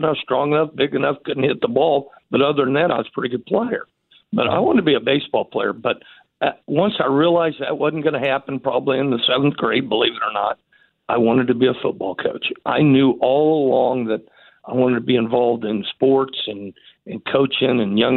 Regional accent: Wichita, Kansas, United States; also born or lived in Liberal, Kansas / Dodge City, Kansas; I'm born, raised, and very proud to be a Wichitan

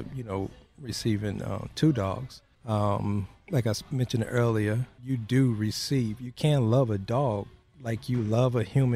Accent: Chicago, Illinois, United States; moved away as an adult; now in Boerne, Texas, United States; We grew up on the south side of Chicago

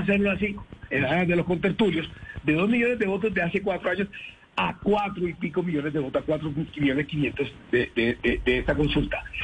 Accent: Caribbean coast of Colombia, Colombia; yo soy costeño, soy caribe

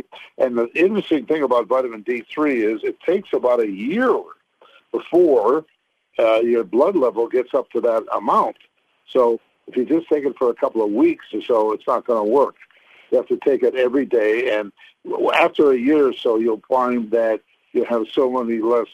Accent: Canada; I was brought up in Canada

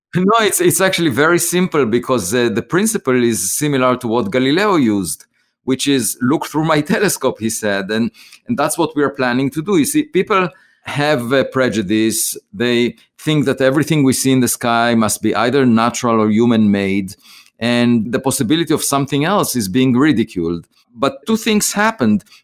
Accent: Israel; moved away as an adult; now in United States; I grew up in Israel, I was, uh, drafted to the military

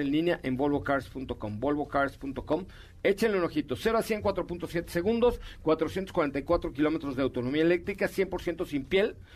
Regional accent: Mexico City, Mexico; born there; ah nací en la colonia Roma, pero

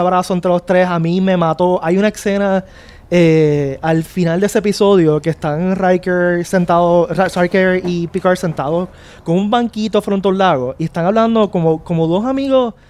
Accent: Puerto Rico; los puertorriqueños

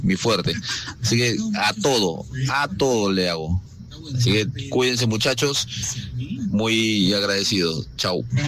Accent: Peru; soy bien peruano

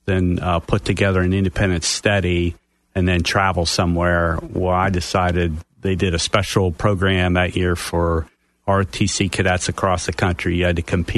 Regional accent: southwest Pennsylvania, United States; moved away as an adult; Originally, I'm from Pennsylvania. I grew up southwest Pennsylvania up until the time I went through college

